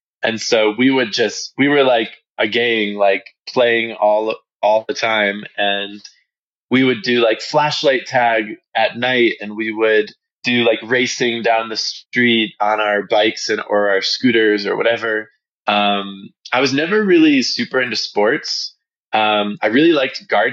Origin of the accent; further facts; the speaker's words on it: Detroit, Michigan, United States; the suburbs of Detroit where I grew up, it's a great place for kids.